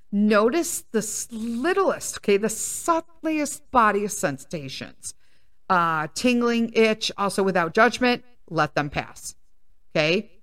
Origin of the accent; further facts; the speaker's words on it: Chicago, Illinois, United States; I grew up in Chicago in a predominantly Italian neighborhood